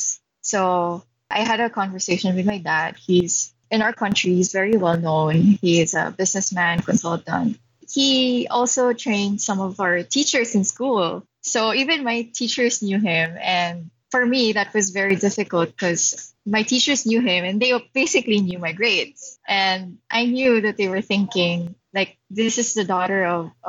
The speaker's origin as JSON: {"language": "English", "country": "Philippines", "said": "I'm from the Philippines, so I'm Filipino Chinese"}